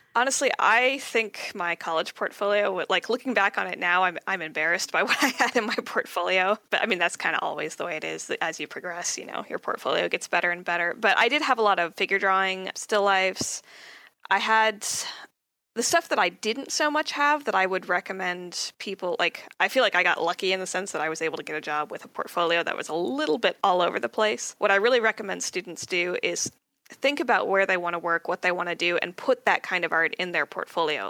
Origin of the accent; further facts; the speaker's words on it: Southern California, United States; I'm from uh, California, Southern California. I grew up here, always lived here.